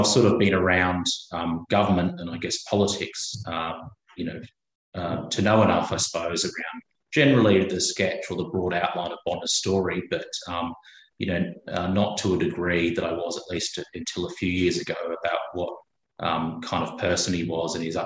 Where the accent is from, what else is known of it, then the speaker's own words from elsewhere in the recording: Papua New Guinea; also born or lived in Brisbane, Australia / Canberra, Australia; now in Queensland, Australia; I was born in Papua New Guinea, although I'm not Indigenous Australian